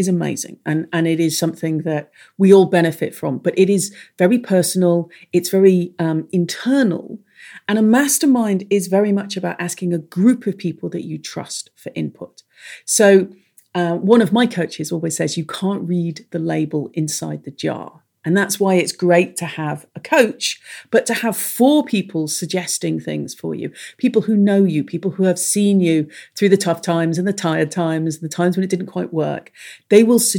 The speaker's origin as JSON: {"language": "English", "country": "Ireland", "accent": "English", "said": "I am Irish, nomadic, when it isn't a time of plague. I have an English accent, which is extremely confusing for everyone, most of all for me."}